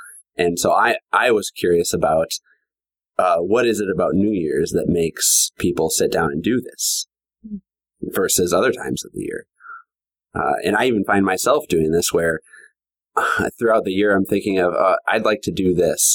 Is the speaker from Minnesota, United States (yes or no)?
yes; Minneapolis–Saint Paul, Minnesota, United States; moved away as an adult; now in Omaha, United States; I'm originally from Minnesota, grew up in the Twin Cities area